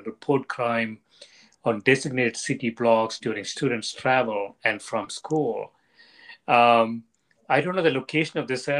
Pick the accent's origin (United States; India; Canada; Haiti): India; South India; when I was growing up in South India